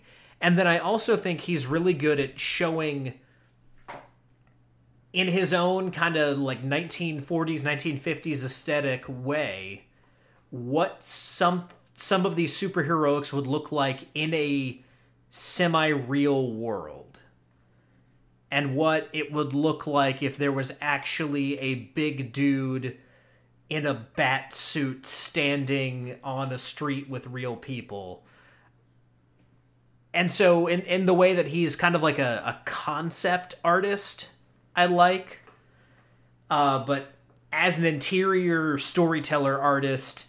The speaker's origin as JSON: {"language": "English", "town": "Charlotte", "region": "North Carolina", "country": "United States", "tie": "born or raised there", "said": "I grew up in Charlotte, North Carolina"}